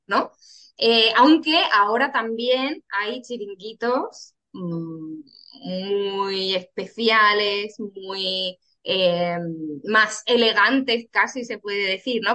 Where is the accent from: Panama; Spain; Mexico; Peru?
Spain; Cáceres, Extremadura; now in Cádiz, Spain; yo soy de Extremadura, de Cáceres